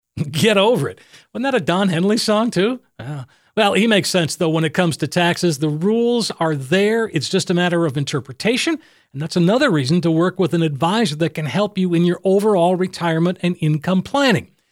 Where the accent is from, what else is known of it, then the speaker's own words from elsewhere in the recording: Brainerd, Minnesota, United States; moved away; Brainerd is my hometown. It's where I grew up.